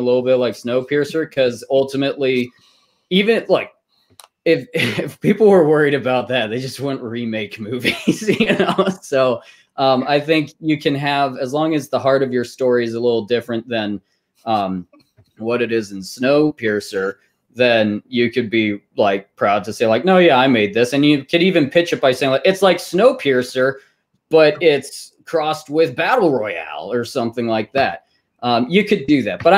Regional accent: Texas, United States; moved away; I'm originally from Texas

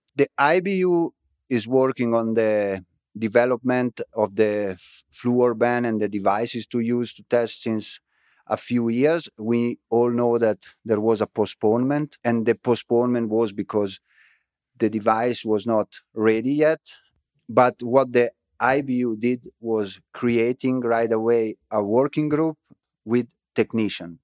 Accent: Frassinoro, Emilia-Romagna, Italy; English is a second language; moved away; my hometown, Frasinoro

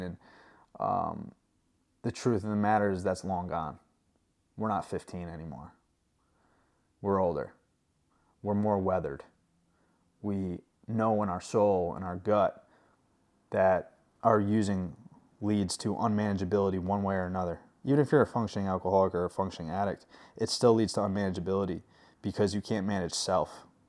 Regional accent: New York, United States; moved away; I'm from New York, not New York City, but about an hour from the city, and I didn't grow up with farms

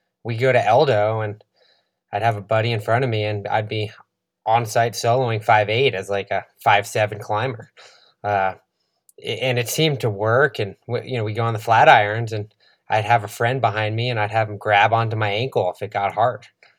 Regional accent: East Coast, United States; You're growing up in the East Coast, not a mountain athlete.

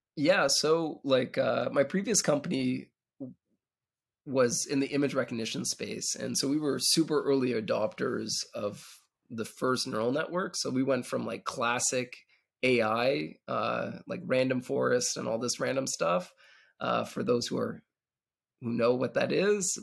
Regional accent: Canada; moved away as an adult; now in Israel; I'm originally actually from Canada, and, uh, moved out to Israel about a dec-, decade ago

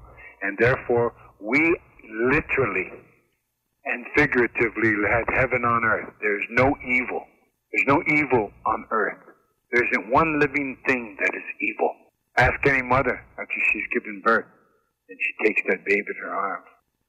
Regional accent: United States; So I am an Indian. What makes me Lakota? What makes me Oglala and Yankton? What makes me Crow? I've got Crow blood.

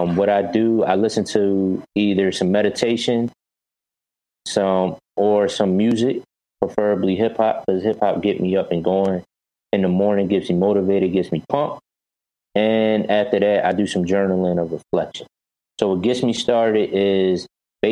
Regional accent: Philadelphia, Pennsylvania, United States; also born or lived in Chicago; I grew up in North Philadelphia originally

